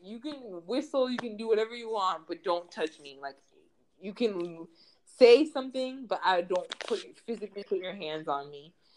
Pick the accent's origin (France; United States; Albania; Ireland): United States; moved away as an adult; now in Spain; I'm from the U.S.